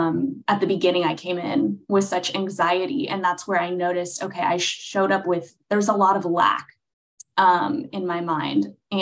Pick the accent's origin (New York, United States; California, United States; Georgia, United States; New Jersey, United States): California, United States; Los Angeles; now in Nashville, United States; Yes, I'm from Los Angeles originally, but now living in Nashville as of about 2 years ago.